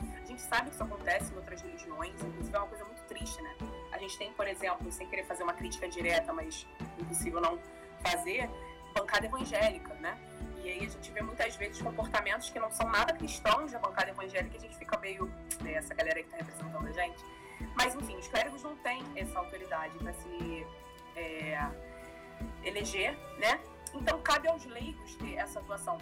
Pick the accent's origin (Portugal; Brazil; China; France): Brazil; a gente é brasileiro